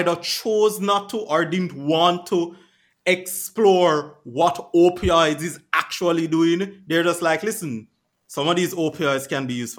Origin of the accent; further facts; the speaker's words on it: Jamaica; I've lived there all my life